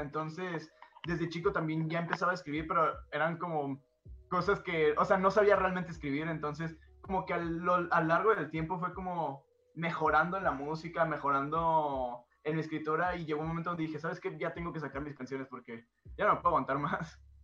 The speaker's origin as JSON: {"language": "Spanish", "town": "Guadalajara", "region": "Jalisco", "country": "Mexico", "said": "vengo de Guadalajara"}